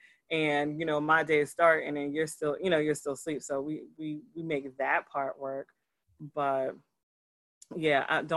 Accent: New Jersey, United States; I'm a Jersey girl. And I'm like, don't call me nothing else but a Jersey girl. I'm from Jersey

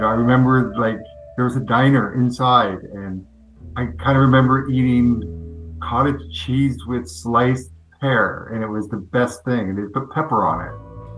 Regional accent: Fircrest, Washington, United States; I grew up in Faircrest in the 70s.

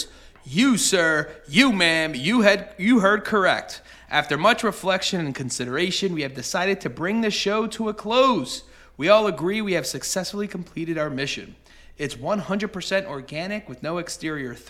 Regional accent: Bristol, Pennsylvania, United States; the town we grew up in Bristol, Pennsylvania

